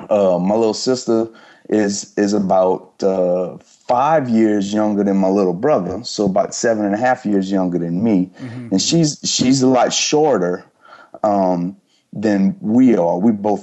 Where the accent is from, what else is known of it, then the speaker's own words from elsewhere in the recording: Louisiana, United States; cause I'm from South Louisiana and I had gone up to, rural Arkansas.